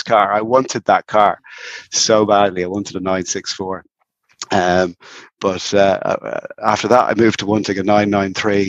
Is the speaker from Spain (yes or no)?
no; Dublin, Leinster, Ireland; now in Wicklow, Ireland; So I'm in Wicklow, North Wicklow, but I grew up in Dublin.